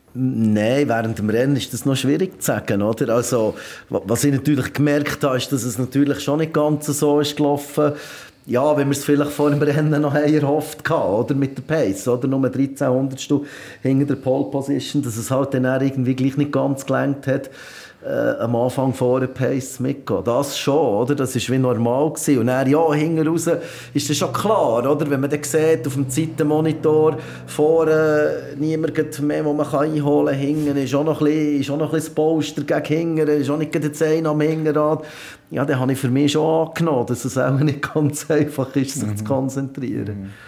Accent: Switzerland; bei uns in der Schweiz

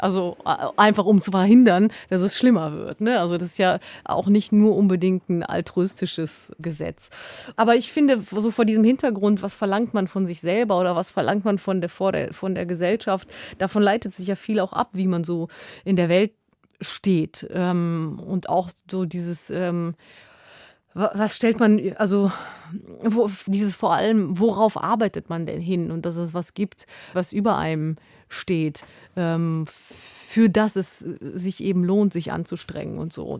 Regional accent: West Germany, Germany; ich bin in Westdeutschland aufgewachsen als Kind von Gastarbeitern

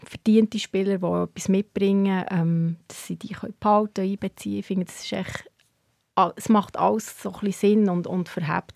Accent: Hinterkappelen, Bern, Switzerland; ich bin in Hingerkappel aufgewachsen

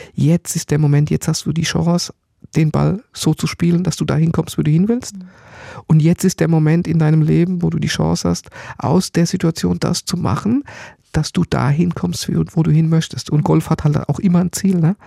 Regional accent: Germany; ich bin natürlich im Odenwald aufgewachsen oder am Tor zum Odenwald, kleines Dorf, Bergdorf

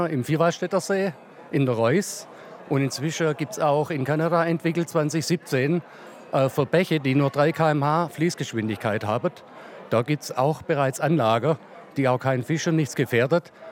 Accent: Germany; now in Lucerne, Switzerland; Ich komme aus Deutschland.

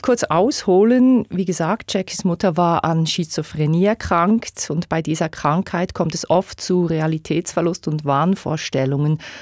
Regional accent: Bern, Switzerland; Ich komme aus Bern.

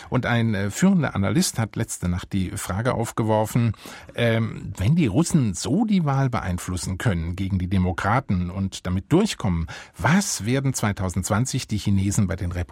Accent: Baden-Württemberg, Germany; Ich komme ja aus Baden-Württemberg.

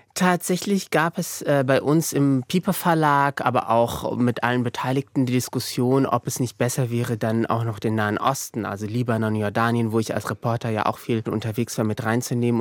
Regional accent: Morocco; moved away as an adult; now in Germany; ich bin ja auch in Marokko aufgewachsen, äh, größtenteils

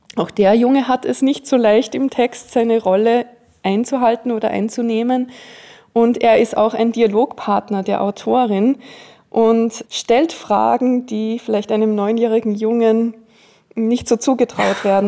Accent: Austria; Ich bin ja in den Bergen aufgewachsen

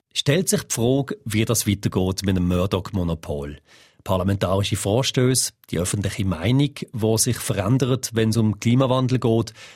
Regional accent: Switzerland; bei uns in der Schweiz

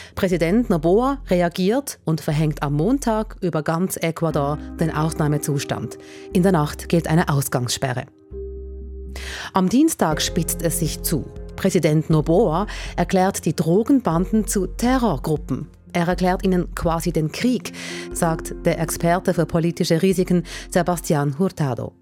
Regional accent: Switzerland; bei uns in der Schweiz

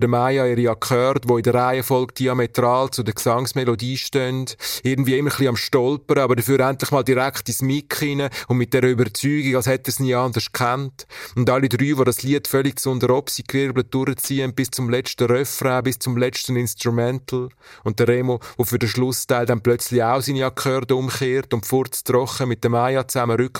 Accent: Aargau, Switzerland; now in Zürich, Switzerland; Ich bin im Aargau aufgewachsen, an der Grenze zu Zürich.

